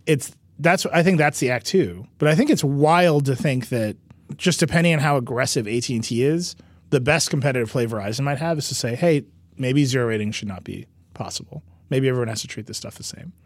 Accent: Mount Pleasant, Wisconsin, United States; moved away; the place that I grew up

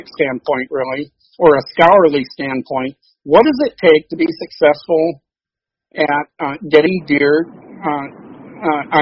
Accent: Coldwater, Michigan, United States; moved away as an adult; also born or lived in Illinois; I was born in Coldwater, Michigan, which is where I reside today. I'm out on Isle Island on Coldwater Lake. I was born in a little ho- local hospital here. I pretty much was raised um, in a hunting culture

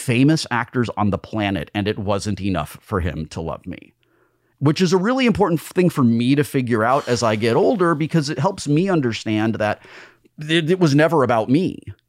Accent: Burbank, California, United States; also born or lived in Sunland, Los Angeles; I grew up in Burbank.

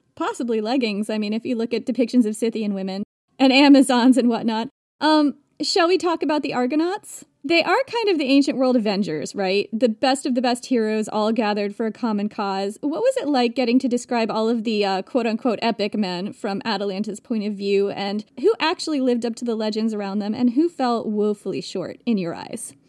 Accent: Vermont, United States; I grew up hiking in Vermont

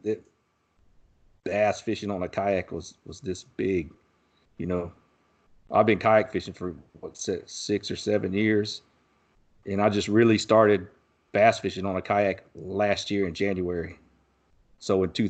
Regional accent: Texas, United States; my hometown here where I live in Texas

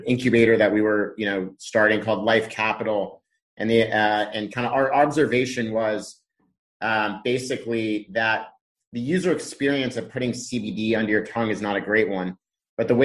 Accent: Laguna Beach, California, United States; moved away as an adult; also born or lived in Boston / San Francisco; So I grew up in Southern California in a small kind of surf town called Laguna Beach

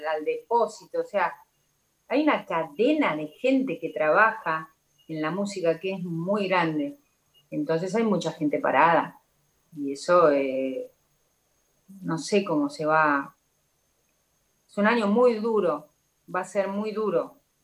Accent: Argentina; como argentina que soy eh, orgullosa de serlo

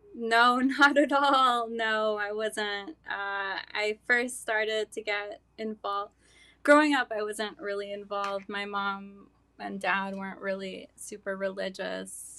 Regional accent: Hartsdale, New York, United States; also born or lived in Mexico / Brooklyn, New York; now in New Rochelle, United States; I'm, uh, Mexican. I came here when I was two. Um, and, uh, yeah, I grew up in Hartsdale, New York

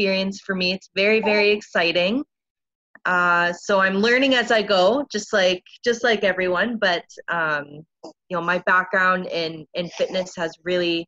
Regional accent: Niagara Falls, Ontario, Canada; moved away as an adult; now in Winnipeg, Canada; I'm originally from Niagara Falls, Ontario

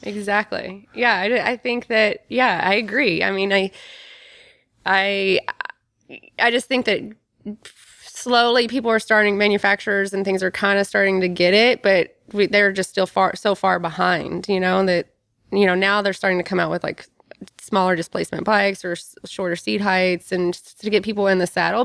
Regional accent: Kentucky, United States; I grew up tomboy in Kentucky

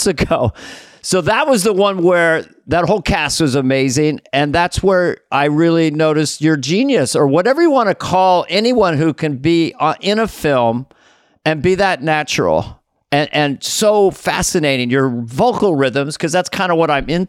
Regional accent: Missoula, Montana, United States; I'm from Missoula, Montana, which is pretty close to Canada.

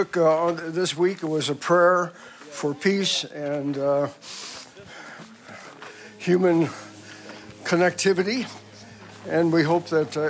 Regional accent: Berkeley, California, United States; I'm from Berkeley, California.

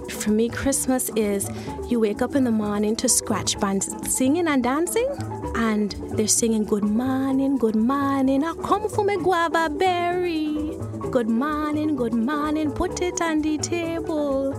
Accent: U.S. Virgin Islands; also born or lived in Saint Kitts; I was born in Saint Thomas

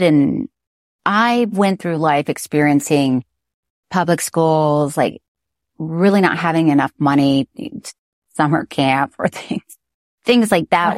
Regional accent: Florida, United States; I'm from Florida

